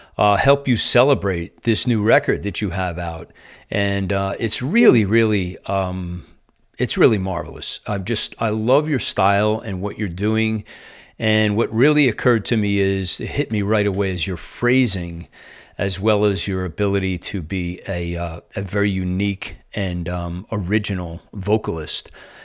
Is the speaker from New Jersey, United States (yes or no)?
yes; New Jersey, United States; like I'm transplanted from New Jersey and I've been here a little over a year.